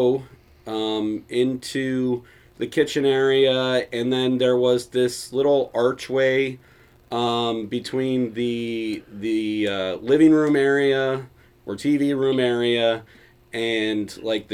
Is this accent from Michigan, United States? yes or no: no; Cottonwood, Arizona, United States; born or raised there